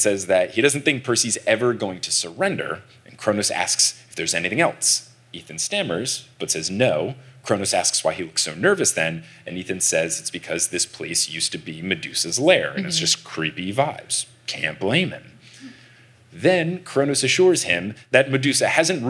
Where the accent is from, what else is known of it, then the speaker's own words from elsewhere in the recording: New Jersey, United States; we're also back in New Jersey, my home state